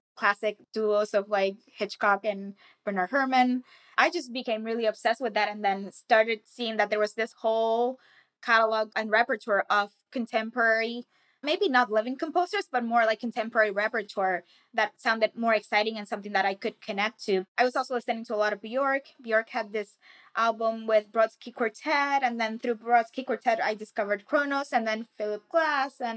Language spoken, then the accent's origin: English; Carolina, Puerto Rico; I grew up in Carolina, which is also the birthplace of reggaeton